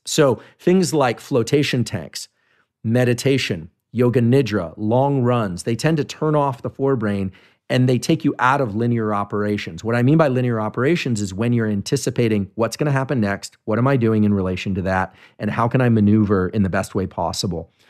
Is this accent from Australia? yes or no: no; Bay Area, California, United States; I grew up in the Bay Area